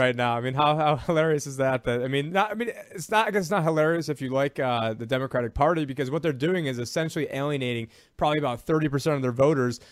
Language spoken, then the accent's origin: English; Syracuse, New York, United States; I'm from Syracuse, New York